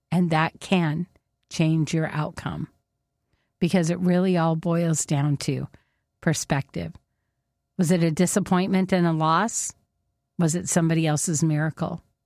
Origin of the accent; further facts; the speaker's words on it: Whidbey Island, Washington, United States; we grew up on Whidbey Island.